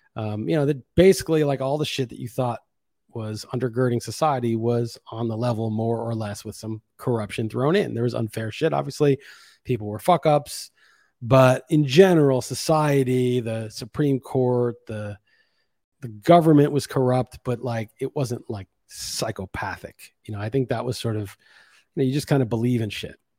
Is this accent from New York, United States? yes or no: yes; New York City, New York, United States; I grew up being pretty jaded growing up in New York City